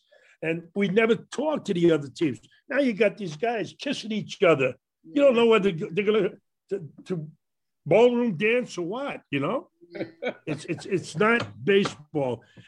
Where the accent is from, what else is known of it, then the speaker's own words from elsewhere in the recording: New York City, New York, United States; growing up in Brooklyn. You know, it was just a lot of things, a lot of good times growing up there. You know, and a lot of good people. I lived in an Italian Irish neighborhood